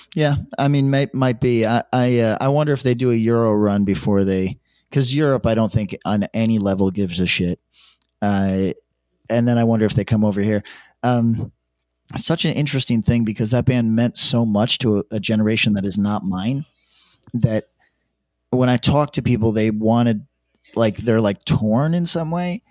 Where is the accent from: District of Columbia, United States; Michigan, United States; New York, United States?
New York, United States; upstate; accent: New York twang; an upstate guy, I have slightly more, uh, like, New York twang than most upstate guys